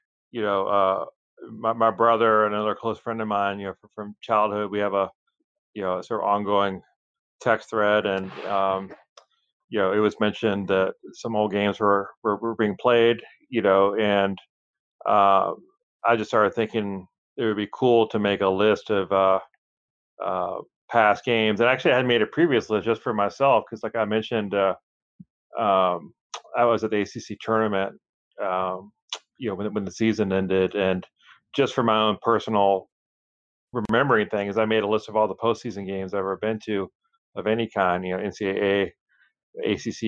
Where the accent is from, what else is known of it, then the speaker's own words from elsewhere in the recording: Chapel Hill, North Carolina, United States; I grew up in Chapel Hill.